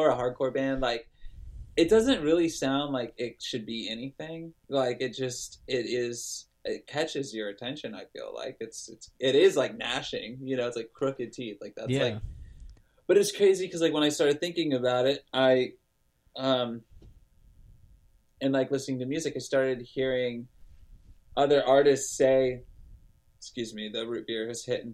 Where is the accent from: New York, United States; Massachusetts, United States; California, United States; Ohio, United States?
California, United States; Lodi; my hometown of Lodi, California.